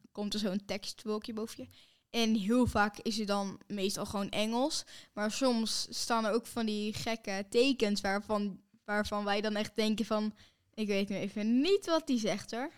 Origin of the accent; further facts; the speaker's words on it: Netherlands; wij zijn natuurlijk van Nederland